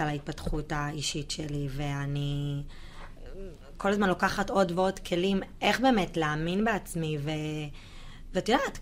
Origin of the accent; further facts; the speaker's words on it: Herzliya, Tel Aviv District, Israel; גדלתי בהרצליה בשכונה קטנה